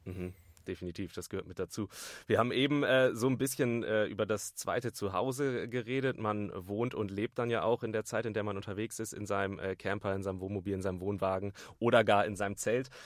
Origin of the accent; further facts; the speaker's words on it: Bremen, Germany; ich komme aus Bremen direkt